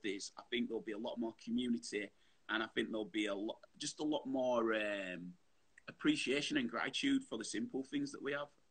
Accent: Bradford, Yorkshire and the Humber, United Kingdom; I grew up Bradford

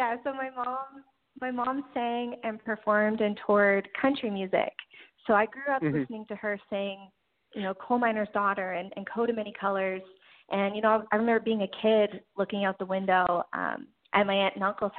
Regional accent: Newfoundland and Labrador, Canada; I grew up in Newfoundland

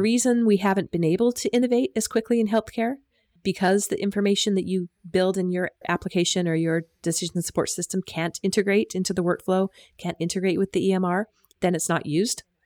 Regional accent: United States; moved away as an adult; also born or lived in Utah; now in Australia; I'm from the U S, as you can probably hear from my accent

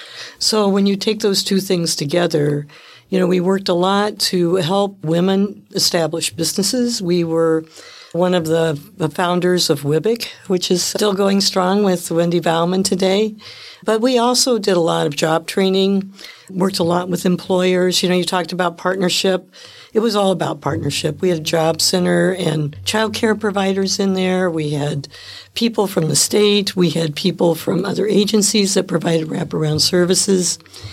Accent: Windfall, Indiana, United States; now in Milwaukee, United States; Windfall, Indiana.

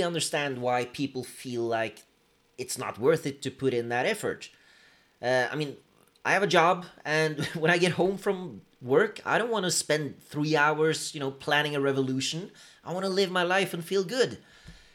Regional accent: Norway; Two dudes from Norway

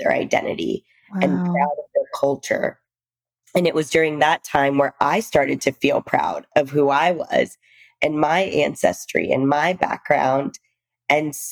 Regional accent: Texas, United States; also born or lived in India / New York / Seattle; now in West Palm Beach, United States; I was born in India. My father came to the US a little bit before, and my mom and I were living in India. And we moved to the US. We moved to the deep south when I was about two, and Texas to be exact

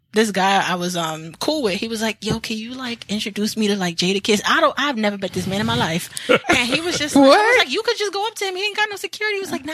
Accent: New York City, New York, United States; also born or lived in Mount Vernon, New York; I am originally from New York, of course. Mm-hmm. I left the Bronx when I was 11. Then I moved to Mount Vernon.

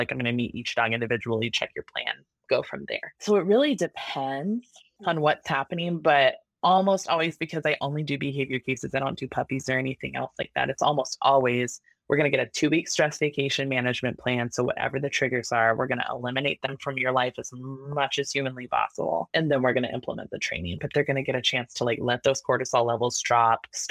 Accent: Oregon, United States; I'm from Oregon. It's all woods. It's all rural.

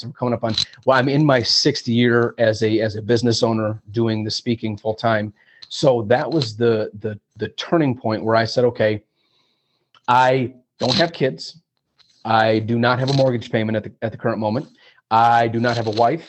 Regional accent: Flint, Michigan, United States; moved away as an adult; also born or lived in Chicago / New York City / Los Angeles; born and raised here in Flint, Michigan, well, I'm not in Flint now, but being born and raised in Flint, Michigan

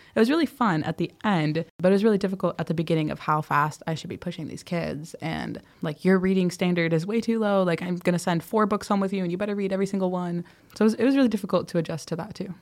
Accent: Wisconsin, United States; moved away as an adult; also born or lived in California / Ghana; now in Addis Ababa, Ethiopia; things that I grew up with in Wisconsin

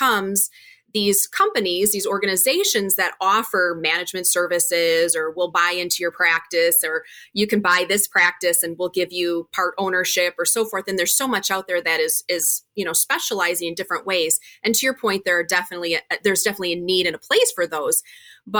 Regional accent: Wisconsin, United States; I am from Wisconsin. We're based out of the Milwaukee area

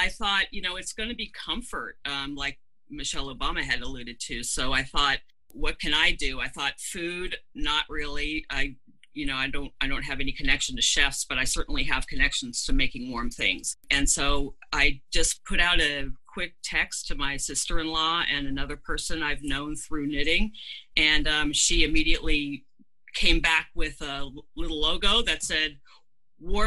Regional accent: San Jose, California, United States; I am from San Jose

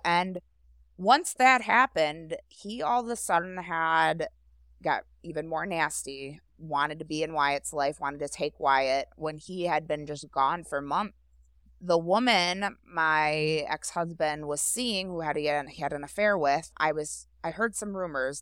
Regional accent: Grosse Pointe Woods, Michigan, United States; also born or lived in St. Clair Shores, Michigan; I grew up in Grosse Pointe Woods, which is basically next door to here.

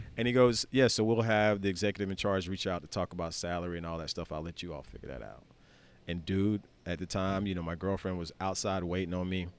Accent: Skipperville, Alabama, United States; I'm the kid from Skipperville seven years ago

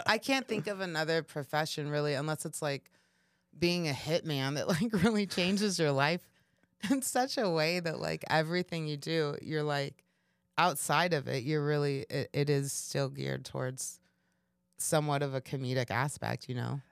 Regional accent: Kansas, United States; moved away as an adult; also born or lived in Chicago; I was coming from Kansas

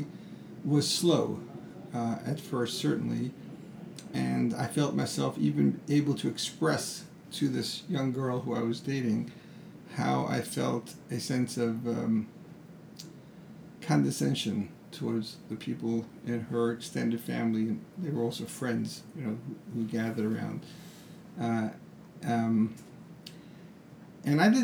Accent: United States; who I am as an American

